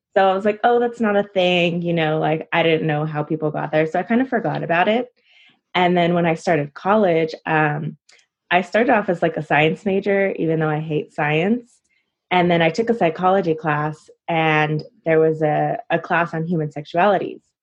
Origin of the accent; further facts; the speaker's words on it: California, United States; also born or lived in Illinois; I'm originally from Illinois and I moved to California as a toddler, but I spent like my time um, broken in between, you know, I would go back and forth and I was mainly in California.